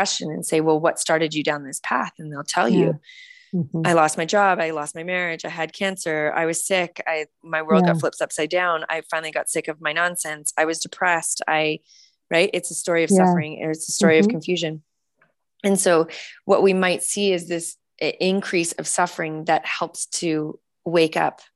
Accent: Canada; also born or lived in California; now in United States; for myself as a Canadian, when I moved down to the US

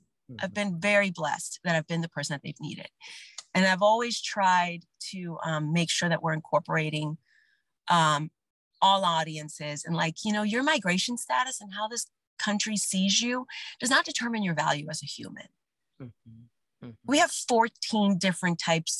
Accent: New Orleans, Louisiana, United States; moved away; Growing up in New Orleans as like the only Latina in your class for years and years and years

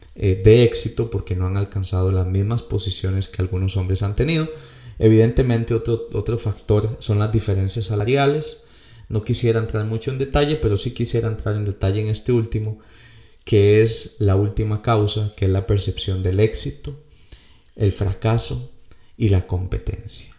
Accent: Costa Rica; como decimos aquí en mi país

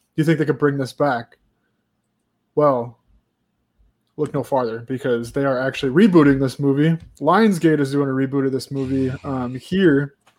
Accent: United States; as an American

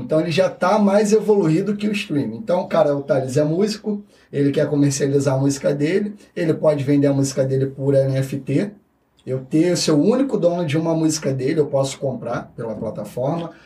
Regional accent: Rio de Janeiro, Brazil; eu vim da Vila Kennedy

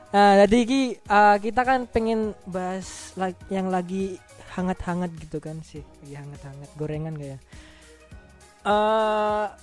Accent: Banyuwangi, East Java, Indonesia; also born or lived in Situbondo / Jember; ya, aku asalnya itu dari situ Bondo ya, lahirnya di situ Bondo, besarnya di Banyuwangi. Hmm. Terus sempat sekolah bolak-balik ya, Banyuwangi, situ Bondo, Banyuwangi, Situbondo, habis itu ke Jember.

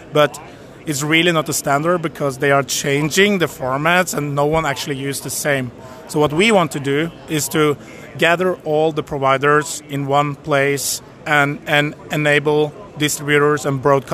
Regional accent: Norway; We are from Norway, located in Oslo and Kvitsøy

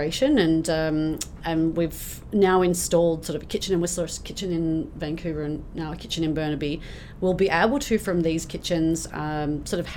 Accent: Australia; now in Canada; I'm Australian

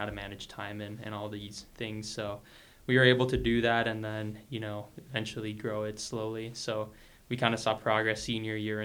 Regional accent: Longmont, Colorado, United States; I was born here in Longmont back in 2001 over at the hospital

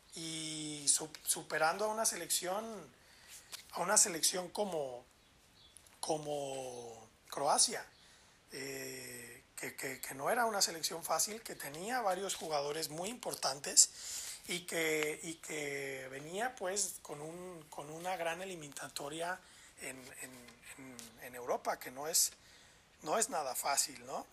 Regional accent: Mexico; así somos los mexicanos

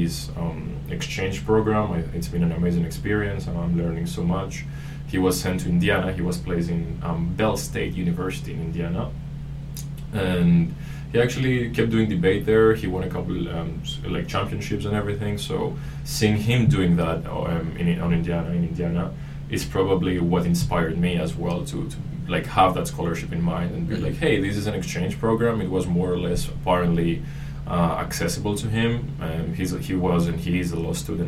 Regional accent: Panama; I'm from Panama. I'm half Panamanian, half Greek.

